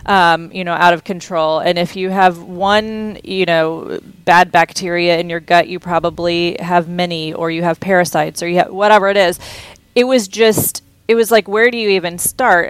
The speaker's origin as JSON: {"language": "English", "town": "Houston", "region": "Texas", "country": "United States", "tie": "born or raised there", "said": "I grew up in Texas"}